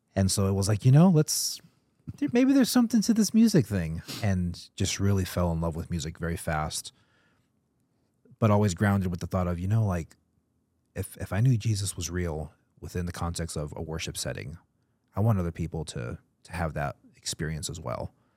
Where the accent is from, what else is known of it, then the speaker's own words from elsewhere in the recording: Atlanta, Georgia, United States; moved away; I grew up in Atlanta